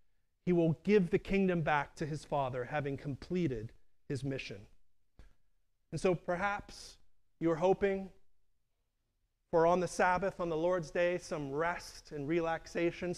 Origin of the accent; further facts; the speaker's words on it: Pittsburgh, Pennsylvania, United States; now in Chester County, United States; I grew up near Homestead, a neighborhood in Pittsburgh